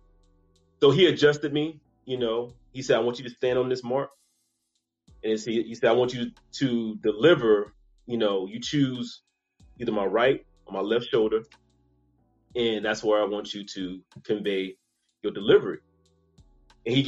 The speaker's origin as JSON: {"language": "English", "town": "Charleston", "region": "South Carolina", "country": "United States", "accent": "Geechee/Gullah", "moved": "yes", "lives_now": "Atlanta, United States", "said": "I'm originally from Charleston, South Carolina. That's home."}